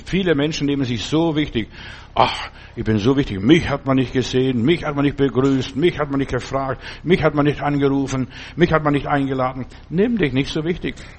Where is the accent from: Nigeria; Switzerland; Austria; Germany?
Germany; hier bei uns in Deutschland